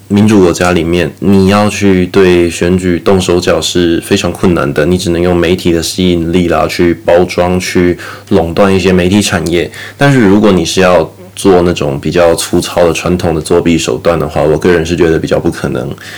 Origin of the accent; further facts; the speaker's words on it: Taiwan; now in Australia; 我们台湾人是怎么样去看待川普他推特被封禁的这个问题啦